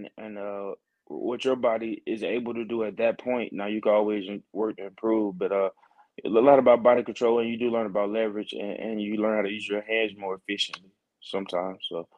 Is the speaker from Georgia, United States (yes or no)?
yes; Augusta, Georgia, United States; Georgia, I love Georgia. That's where I'm from. That's where I was born and raised.